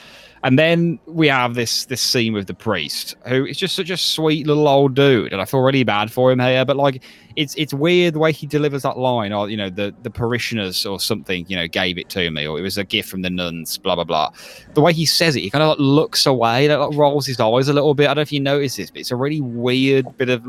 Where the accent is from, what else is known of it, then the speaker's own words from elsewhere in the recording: United Kingdom; I think that's part of being British as well.